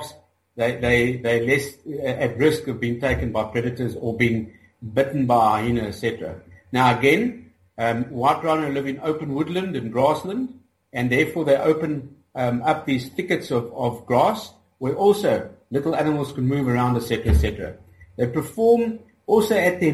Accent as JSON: {"language": "English", "region": "Gauteng", "country": "South Africa", "tie": "born or raised there", "also_born_or_lived": "Mozambique", "said": "I'm from South Africa. I'm from a little mining town in the west of Johannesburg, where I grew up"}